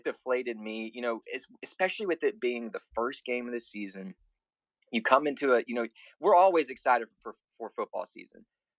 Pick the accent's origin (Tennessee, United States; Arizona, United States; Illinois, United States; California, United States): Tennessee, United States; Memphis; I'm from Memphis